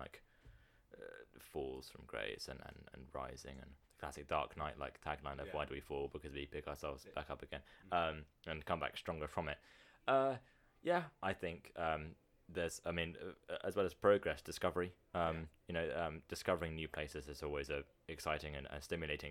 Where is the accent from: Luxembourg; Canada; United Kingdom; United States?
United Kingdom; as a British person